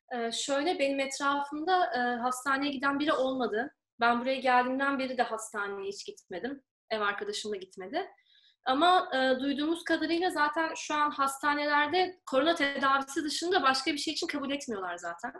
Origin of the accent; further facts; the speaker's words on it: İzmir, Turkey; moved away as an adult; now in Rome, Italy; İzmirliyim. İzmir'den katılıyorum yarışmaya.